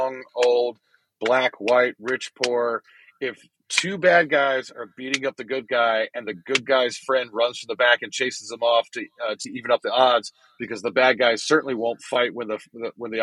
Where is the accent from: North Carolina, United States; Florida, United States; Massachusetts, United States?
North Carolina, United States; I grew up in North Carolina, and that's horseman country